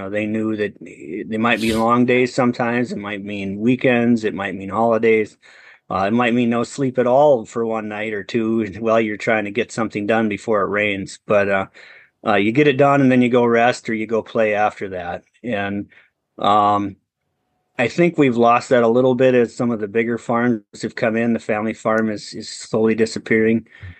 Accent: Wisconsin, United States; I'm from Central Wisconsin, and grew up in farm country.

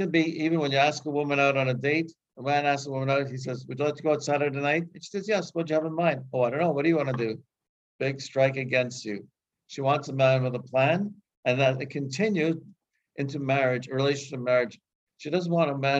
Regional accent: Canada; I grew up in Canada

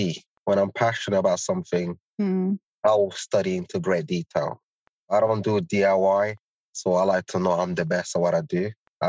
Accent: Birmingham, West Midlands, United Kingdom; also born or lived in East Africa; I grew up in Birmingham, already seeing a lot of Asians doing businesses.

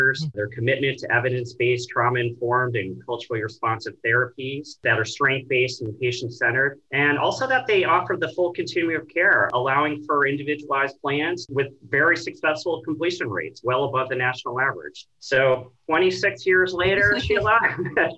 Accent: New York, United States; moved away as an adult; now in Oregon, United States; I'm originally from New York, so I started my career there

